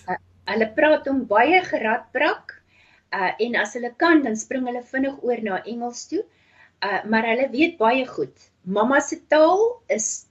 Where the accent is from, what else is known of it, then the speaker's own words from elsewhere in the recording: Namibia; also born or lived in Transvaal, South Africa / Cape Town, South Africa; now in United States; ek het groot geword in Namibië